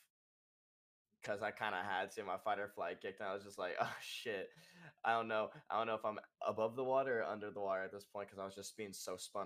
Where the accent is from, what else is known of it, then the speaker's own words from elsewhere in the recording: Texas, United States; I am from Texas, a little country boy